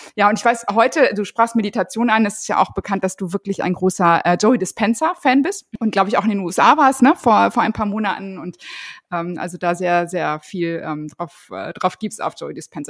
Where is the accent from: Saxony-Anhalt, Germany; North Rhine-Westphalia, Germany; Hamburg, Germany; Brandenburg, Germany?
North Rhine-Westphalia, Germany; Ruhr area; Ich komme aus dem Ruhrgebiet